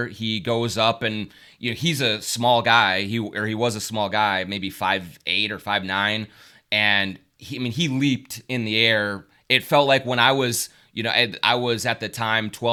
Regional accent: Minnesota, United States; I grew up here, as people can tell from my accent. I'm Minnesotan through and through

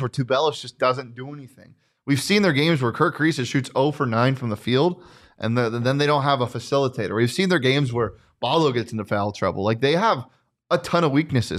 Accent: Scottsdale, Arizona, United States; I grew up in Scottsdale

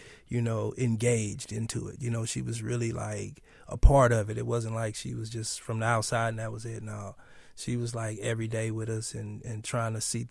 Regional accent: Los Angeles, California, United States; grew up in South Central Los Angeles

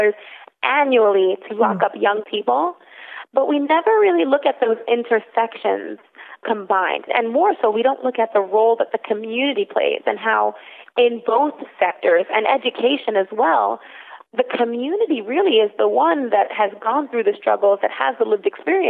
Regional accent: New York City, New York, United States; I am born and raised in the South Bronx

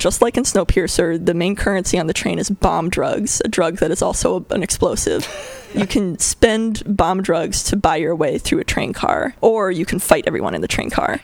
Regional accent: Connecticut, United States; moved away as an adult; also born or lived in Bay Area, California; now in California, United States; I was born in Connecticut on the other side of the country, and I grew up from the age of zero through adulthood and then I moved to California

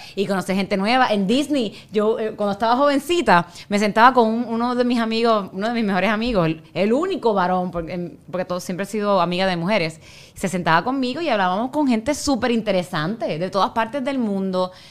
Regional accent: Puerto Rico; moved away; yo soy puertorriqueña, cuando vamos a Puerto Rico

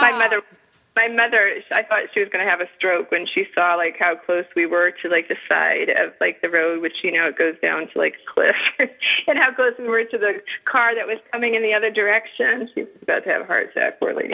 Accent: New England, United States; accent: northern; now in Florida, United States; I grew up in New England

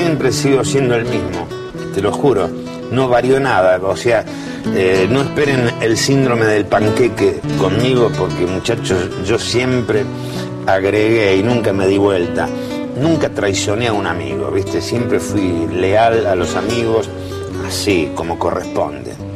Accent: Buenos Aires, Argentina; Nací y me crié en Plaza Lavalle

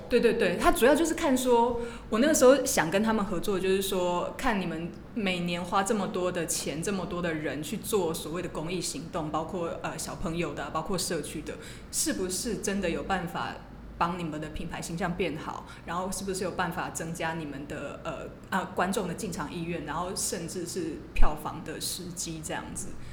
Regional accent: Taiwan; moved away as an adult; also born or lived in Minnesota, United States; 我是土生土长的台湾人

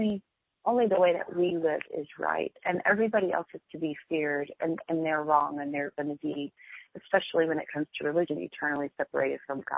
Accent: Buford, Georgia, United States; moved away as an adult; also born or lived in Miami, Florida / England / Germany; now in Scottsdale, United States; I spent all of my entire youth up through my senior year in high school in a town of about 10,000 people in Beaufort

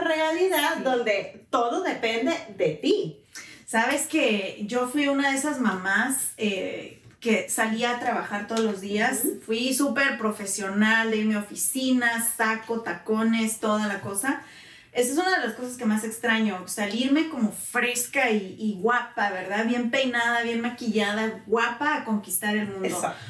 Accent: Guanajuato, Mexico; moved away as an adult; now in United States; soy originaria de Guanajuato, México, mm. mexicana al 100%, llevo a los Estados Unidos hace ya casi 20 años. Así que mitad y mitad de vida he estado en México

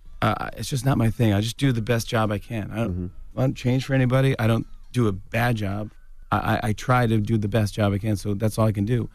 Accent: New York, United States; I'm a New Yorker, man, all the way.

